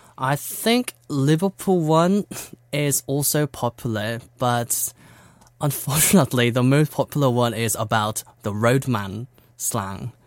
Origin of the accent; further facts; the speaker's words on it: South Korea; English is a second language; I was born in Korea